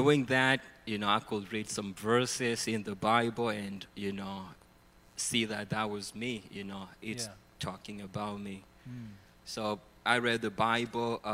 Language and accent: English; Kenya; moved away as an adult; now in United States; So I'm from Kenya, East Africa. I've been in the U.S. for the past 14 years